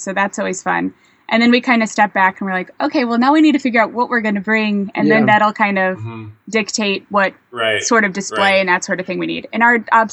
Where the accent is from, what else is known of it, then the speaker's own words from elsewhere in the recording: St. Louis, Missouri, United States; we're from St. Louis